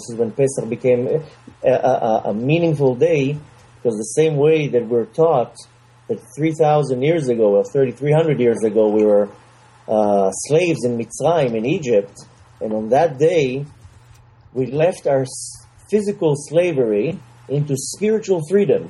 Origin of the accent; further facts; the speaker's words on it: Israel; moved away as an adult; also born or lived in New York; I grew up in Israel, very, very secular, no connection to God